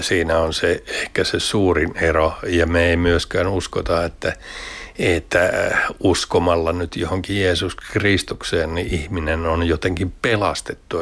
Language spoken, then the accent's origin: Finnish; Lahti, Päijät-Häme, Finland; mä oon Lahdesta kotoisin